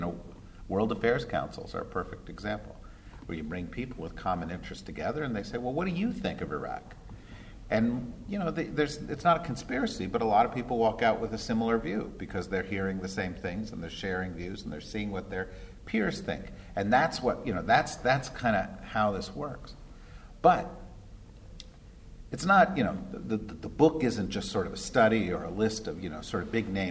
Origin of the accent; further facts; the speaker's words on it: New Jersey, United States; I grew up in New Jersey, which is another state